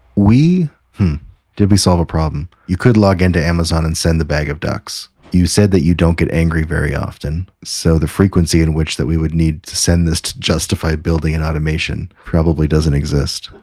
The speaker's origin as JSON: {"language": "English", "country": "Canada", "said": "As a Canadian"}